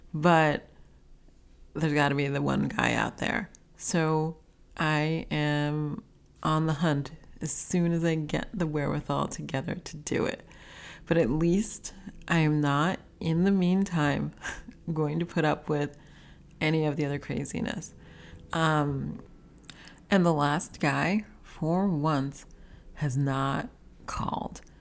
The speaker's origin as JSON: {"language": "English", "town": "New York City", "region": "New York", "country": "United States", "tie": "born or raised there", "said": "growing up in New York City, we always had a car"}